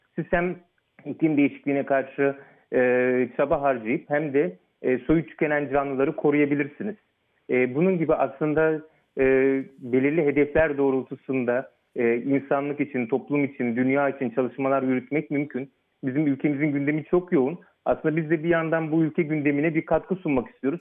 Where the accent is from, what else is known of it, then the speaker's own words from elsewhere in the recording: Fethiye, Muğla, Turkey; moved away as an adult; also born or lived in Ankara / Istanbul; now in Oxford, United Kingdom; ben e, ilkokulu ve Anadolu Lisesi'ni Fethiye'de, Muğla Fethiye'de e, okudum